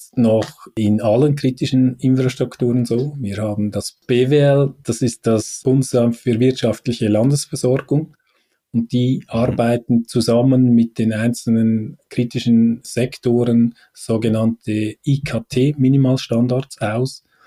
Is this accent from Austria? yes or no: no; Switzerland; bei uns in der Schweiz